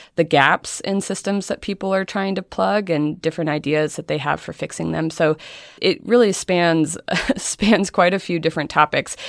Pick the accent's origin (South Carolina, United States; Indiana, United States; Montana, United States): Montana, United States; Helena; moved away; I grew up in Helena, Montana